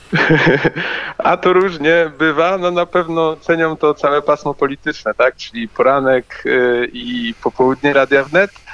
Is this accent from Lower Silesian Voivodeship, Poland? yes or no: yes; Wrocław, Lower Silesian Voivodeship, Poland; ja jestem z Wrocławia